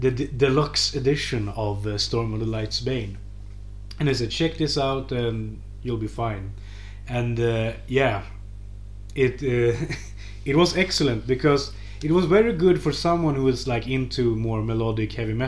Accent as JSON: {"language": "English", "country": "Sweden", "said": "my home country"}